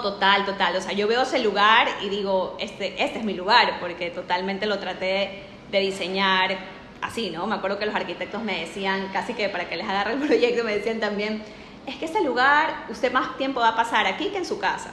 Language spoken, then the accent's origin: Spanish; Ecuador; also born or lived in Spain; yo soy de Ecuador